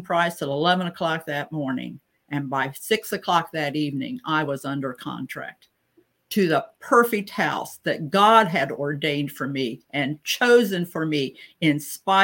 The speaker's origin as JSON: {"language": "English", "region": "Ohio", "country": "United States", "tie": "born or raised there", "also_born_or_lived": "North Carolina", "moved": "as an adult", "said": "make a move back to my home state where my family and circle of friends are"}